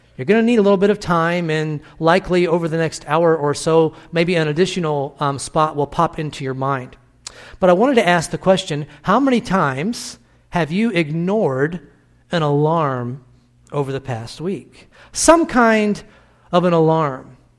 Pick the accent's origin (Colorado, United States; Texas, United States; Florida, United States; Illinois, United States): Illinois, United States; born or raised there; moved away